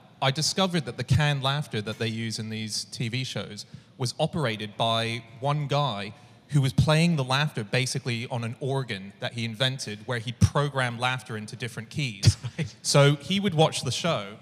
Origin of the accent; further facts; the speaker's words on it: Hong Kong; moved away; I grew up in Hong Kong